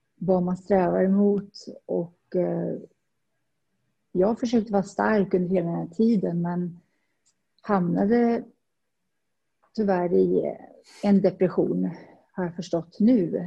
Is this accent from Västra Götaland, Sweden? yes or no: no; Värmland forests, Sweden; moved away as an adult; also born or lived in Stockholm, Sweden / Saudi Arabia; now in Dubai, United Arab Emirates; Jag kommer från Värmlandsskogen och ja, flyttade upp till Stockholm som 19-åring